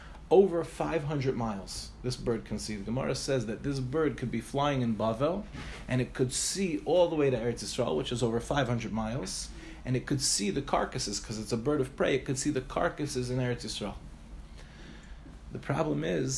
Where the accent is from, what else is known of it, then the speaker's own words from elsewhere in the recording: Five Towns, New York, United States; moved away as an adult; also born or lived in Far Rockaway, New York; now in Ramat Beit Shemesh, Israel; I grew up in the Five Towns